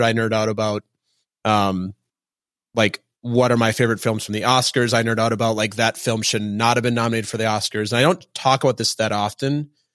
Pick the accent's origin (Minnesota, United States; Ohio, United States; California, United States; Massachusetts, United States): Minnesota, United States; now in New York, United States; I'm from Minnesota. My parents just live in Minneapolis and we live in New York